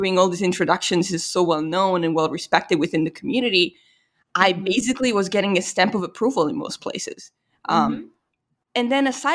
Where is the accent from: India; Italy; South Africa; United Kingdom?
Italy; now in United States; I was from Italy, there was just this immediate cultural recognition